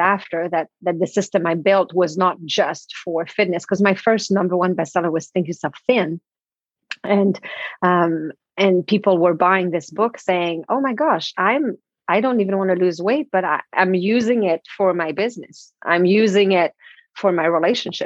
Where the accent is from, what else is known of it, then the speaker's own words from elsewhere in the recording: Canada; first language French; English is a second language; moved away as an adult; also born or lived in Toronto; I'm French Canadian, right? So English is my second language.